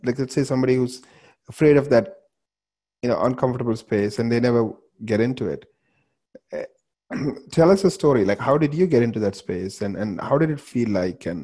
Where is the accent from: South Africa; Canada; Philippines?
Canada; we're both Canadian